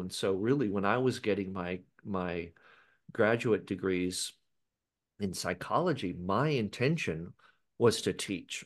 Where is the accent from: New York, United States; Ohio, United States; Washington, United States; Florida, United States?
Washington, United States; Seattle; I was born in Seattle, Washington